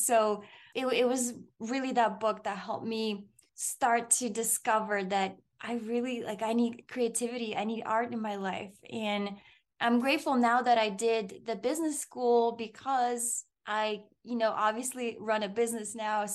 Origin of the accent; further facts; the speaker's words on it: Moldova; moved away; Growing up in Moldova, I would go visit my grandmother in the summer.